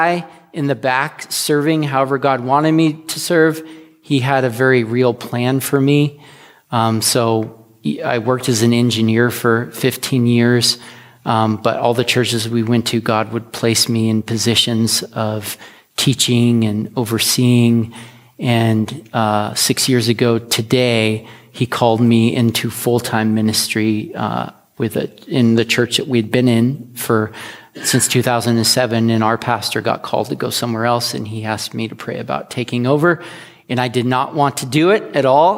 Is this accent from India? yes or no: no; the Northwest, Pacific Northwest, United States; now in Astoria, United States; We're from the Northwest